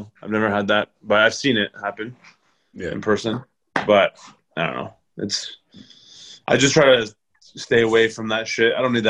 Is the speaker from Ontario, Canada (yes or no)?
yes; Scarborough, Ontario, Canada; also born or lived in Markham; Yeah, I was born and raised in Scarborough.